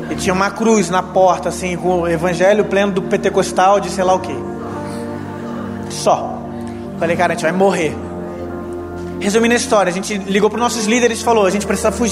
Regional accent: Brazil; Eu sou do Brasil

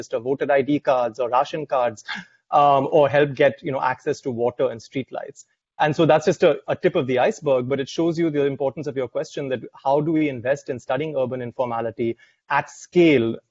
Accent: India; moved away as an adult; now in United States; I'm Indian, but also a man

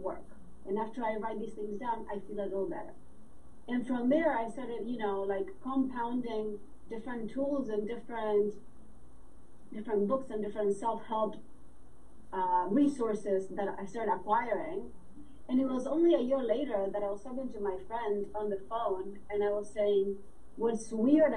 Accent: Uruguay; moved away; also born or lived in New York City, United States; I'm from Uruguay, South America. I lived in New York City for 25 years.

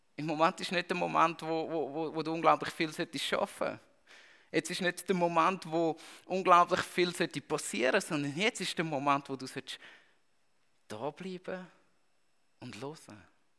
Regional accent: Switzerland; als Schweizer

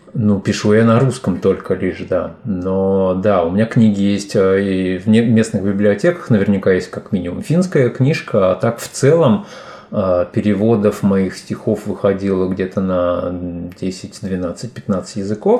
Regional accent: Fergana, Fergana Region, Uzbekistan; first language Tajik; Russian is a second language; also born or lived in Rishtan, Uzbekistan / Saint Petersburg, Russia; now in Finland; уехала с этого маленького городка, в котором я родился, Риштан, в областной центр Фергану. И там уже, соответственно, я попал в детский сад

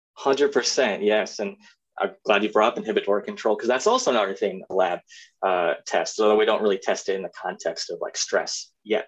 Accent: East Moline, Illinois, United States; I am from the fifth Quad City, East Moline, Illinois, um, and born and raised there

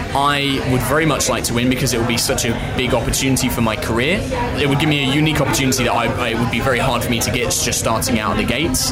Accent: Southend-on-Sea, East of England, United Kingdom; now in London, United Kingdom; I'm originally from Southend on Sea in Essex, but currently living in London

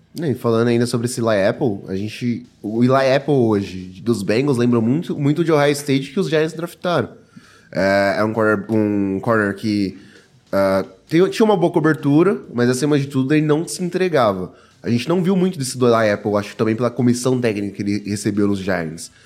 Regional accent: São Paulo, Brazil; eu sou de São Paulo

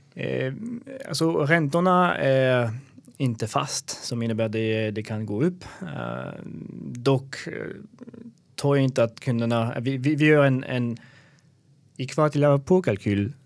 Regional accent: Alsace, Grand Est, France; Swedish is a second language; also born or lived in Belgium / Germany; now in Sweden; Jag kommer från Frankrike, var född i Alsace eh, som är bredvid Schweiz och Tyskland.

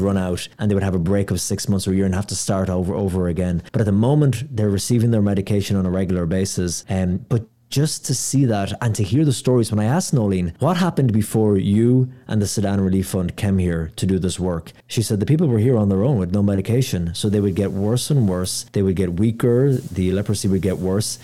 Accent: Ireland; I'm from Ireland

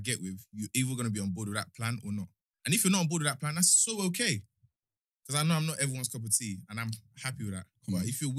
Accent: Nigeria; Like, there's no secret. I'm very Nigerian, innit?

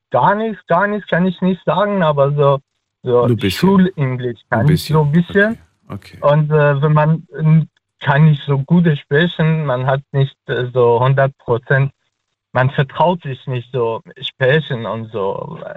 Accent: Afghanistan; first language Dari; German is a second language; Äh, tatsächlich, ich kann äh, nur meine Muttersprache Dari. Ich komme aus Afghanistan mhm. und wir sprechen Dari oder am besten soll ich sagen Persisch.

